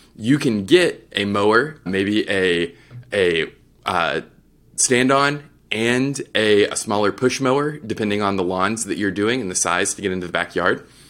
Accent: Texas, United States; I'm from Texas

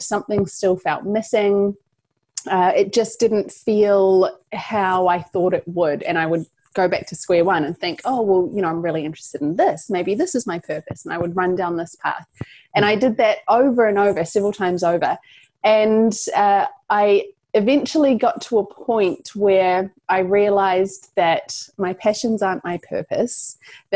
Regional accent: New Zealand; So I'm from New Zealand, if you pick up an accent there.

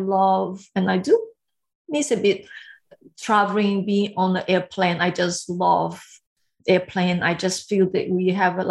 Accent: Brazil; English is a second language; moved away as an adult; also born or lived in Taiwan; now in Sydney, Australia; I grew up in Brazil

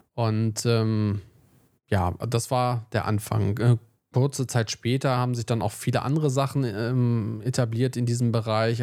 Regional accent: Wolfsburg, Lower Saxony, Germany; also born or lived in Braunschweig; bei uns in Wolfsburg

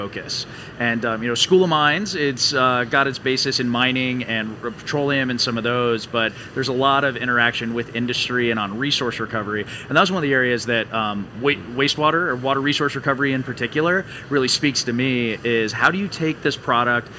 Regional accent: Valdez, Alaska, United States; moved away as an adult; also born or lived in Colorado; I grew up in Valdez, Alaska. Moved up as a kid shortly after the Exxon Valdez oil spill

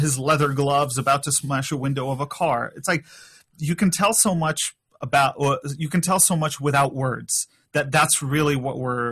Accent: Poland; I'm from Poland

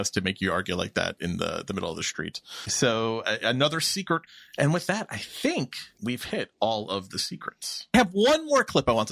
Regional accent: New York, United States; As a New Yorker, as a lifelong New Yorker

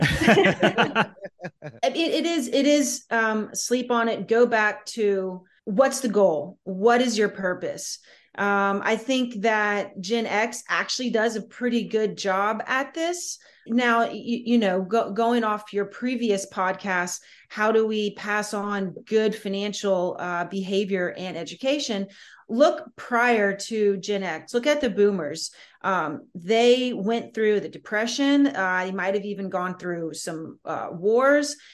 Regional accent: Southern Louisiana, United States; I'm from Southern Louisiana

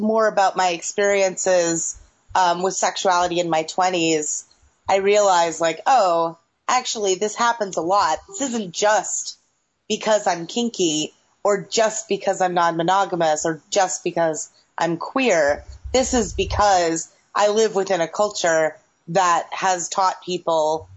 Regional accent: Massachusetts, United States; I was raised in Massachusetts.

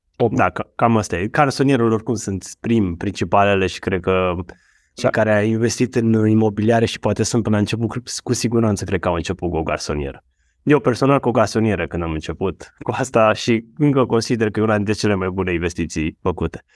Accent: Romania

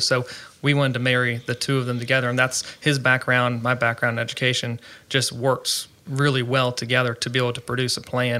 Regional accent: Virginia, United States; moved away as an adult; also born or lived in Maryland; now in Mansfield, United States; I grew up in Virginia, lived there for about 20 years of my life, and grew up in a farming family. We had cattle, crops, everything.

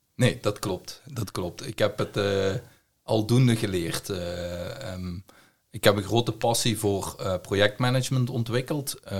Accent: Belgium; accent: Belgian; heb ik een Belgische tongval. Dus ik kom uit België.

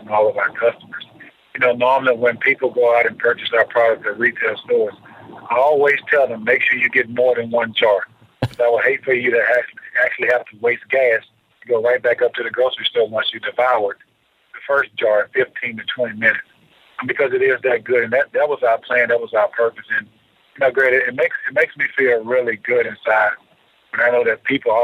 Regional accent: Aberdeen, Mississippi, United States; moved away as an adult; now in Atlanta, United States; back home in my hometown of Aberdeen, Mississippi

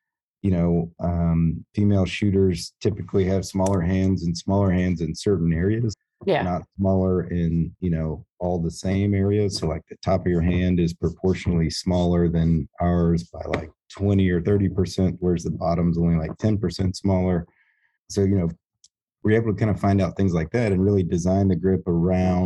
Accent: North Georgia, United States; also born or lived in Washington, D.C.; now in Fort Smith, United States; I grew up in North Georgia

